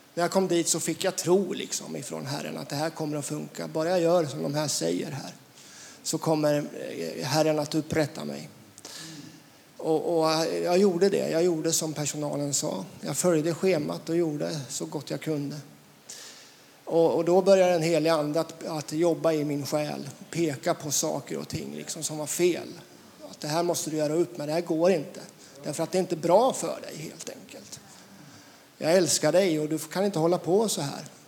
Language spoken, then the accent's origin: Swedish; Västervik, Kalmar County, Sweden; Jag är född i Västervik